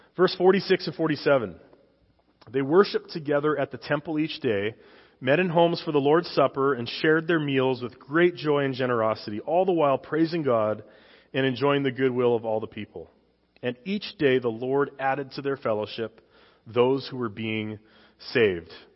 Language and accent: English; Saskatchewan, Canada; moved away; I came from Canada. I'm a dual citizen now, but I came from Canada.